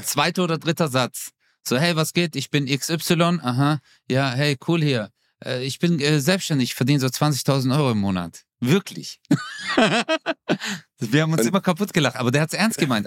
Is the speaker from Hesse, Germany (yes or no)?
no; Stuttgart, Baden-Württemberg, Germany; meine Mutter zieht aus Stuttgarthausen, aus unserer Wohnung aus, wo ich groß geworden bin